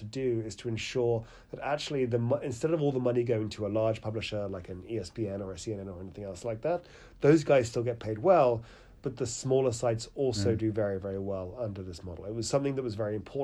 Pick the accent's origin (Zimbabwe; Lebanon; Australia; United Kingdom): United Kingdom; accent: British; you can tell about the UK from my accent